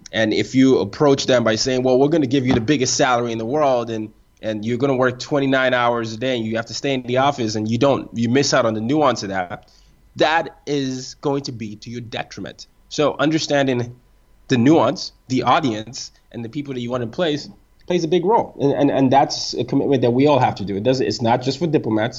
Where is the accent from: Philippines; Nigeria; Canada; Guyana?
Nigeria; I'm Nigerian.